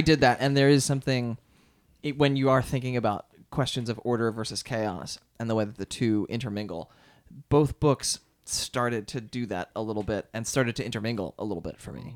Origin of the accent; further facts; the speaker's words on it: outside of Philadelphia, Pennsylvania, United States; I went to public schools outside of Philadelphia.